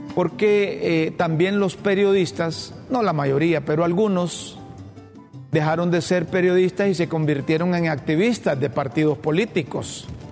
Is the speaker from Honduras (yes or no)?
yes; Honduras; todos los hondureños